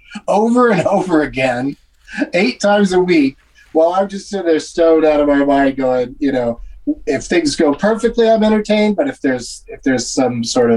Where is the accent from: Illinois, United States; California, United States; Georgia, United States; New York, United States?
California, United States; Southern; I grew up in Southern California